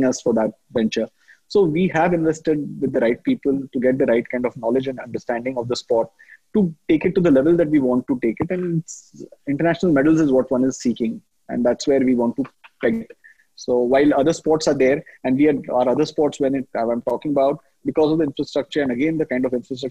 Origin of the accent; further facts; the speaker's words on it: Mumbai, Maharashtra, India; moved away as an adult; now in Jamshedpur, India; I'm born and brought up in Mumbai